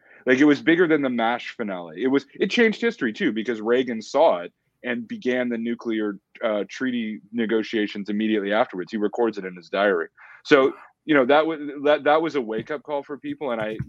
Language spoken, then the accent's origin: English; Canada; which was totally foreign to me as a Canadian, right? I was never taught it in school.